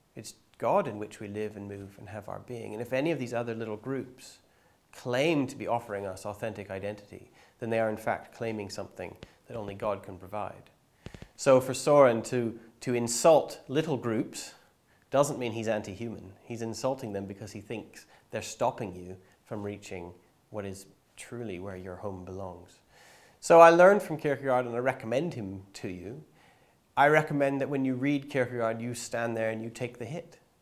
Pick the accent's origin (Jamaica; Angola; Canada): Canada; I grew up in Bible Belt, Canada